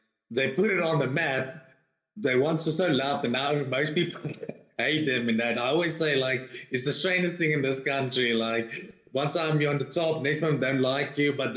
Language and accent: English; Free State, South Africa; now in Johannesburg, South Africa; I'm originally from the Free State, then we moved to this side of Joburg